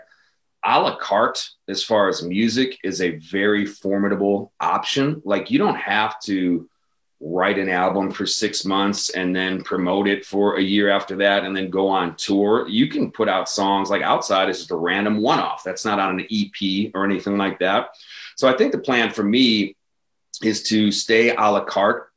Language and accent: English; Chicago, Illinois, United States; I grew up on the South Side. I went to Bogan High School for a year